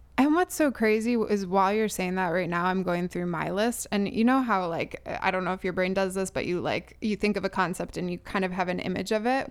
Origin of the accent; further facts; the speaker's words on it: Chicago, Illinois, United States; moved away; I'm originally from Chicago